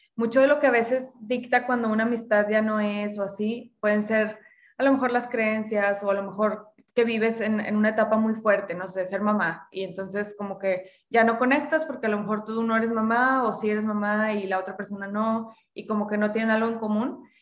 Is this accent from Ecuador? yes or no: no; Monterrey, Nuevo León, Mexico; yo crecí, nací y crecí en Monterrey, mis papás ambos son regios también